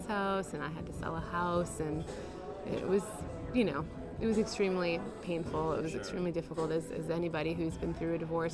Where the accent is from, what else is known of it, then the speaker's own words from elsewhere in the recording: Illinois, United States; moved away as an adult; now in New York, United States; my hometown in Illinois.